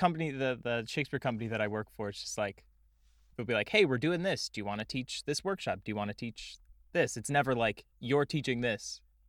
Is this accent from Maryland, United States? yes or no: no; Connecticut, United States; now in New York City, United States; I grew up in Connecticut.